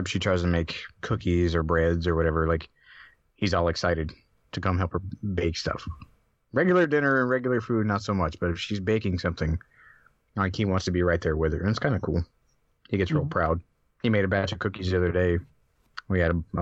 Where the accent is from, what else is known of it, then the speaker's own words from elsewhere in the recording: the American South, United States; as a Southerner